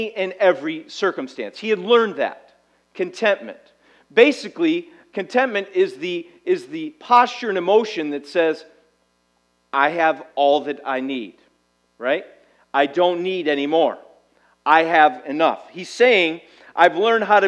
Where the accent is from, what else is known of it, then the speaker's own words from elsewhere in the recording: United States; we as an American society